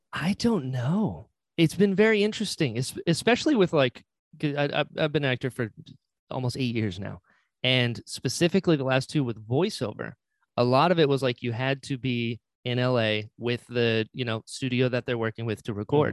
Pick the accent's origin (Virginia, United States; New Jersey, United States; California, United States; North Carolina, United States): North Carolina, United States; I'm originally from North Carolina, very Appalachia